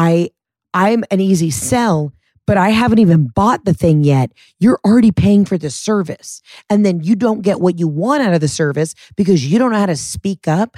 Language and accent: English; the South, United States; Southerners also know how to stand up for ourselves and have a backbone.